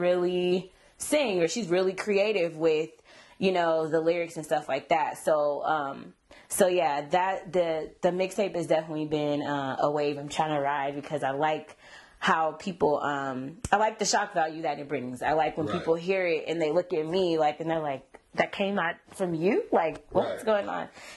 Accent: Sacramento, California, United States; I am from the 916, Sacramento, born and raised

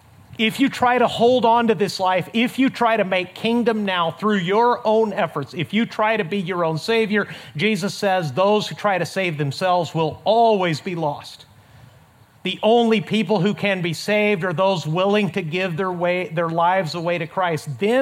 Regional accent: Mexico; up in the high desert of Mexico. My parents are missionaries, as I've told you many times. Between my hometown in Mexico and our border crossing of El Paso, Texas, there's about 240 desolate miles of desert.

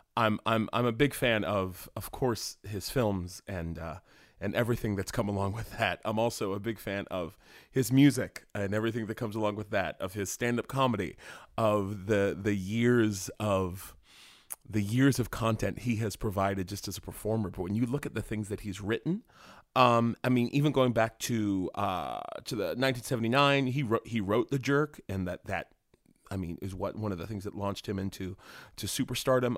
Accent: West Virginia, United States; moved away as an adult; I grew up in West Virginia

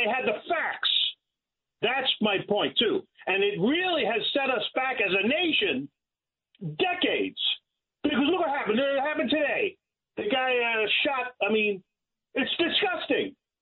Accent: New York City, New York, United States; I grew up in Brooklyn.

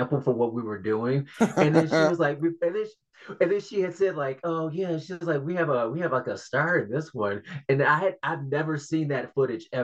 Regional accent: Detroit, Michigan, United States; also born or lived in Kalamazoo, Michigan; growing up in Detroit

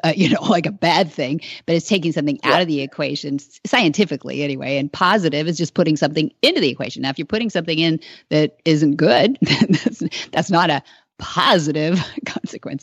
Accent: south of Hollister, California, United States; I, I grew up uh, south of there. My parents were born and raised in Salinas, California

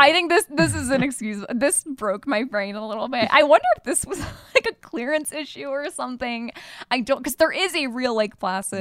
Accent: Michigan, United States; we grew up in Michigan

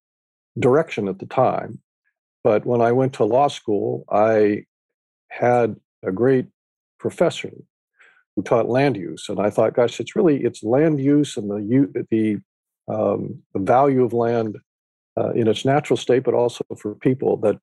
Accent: Northern California, United States; I grew up in California. And because of my parents' interests and living in Northern California

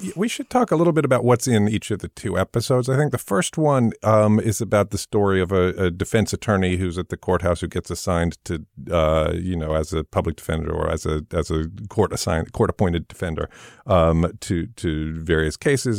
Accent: England, United Kingdom; moved away; I grew up in England

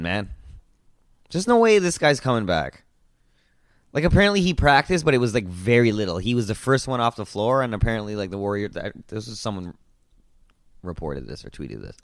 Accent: Canada; I was from Canada

